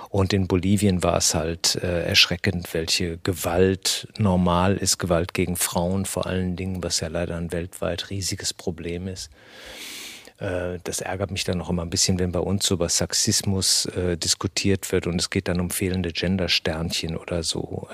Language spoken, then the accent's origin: German; Germany; hier bei uns in Deutschland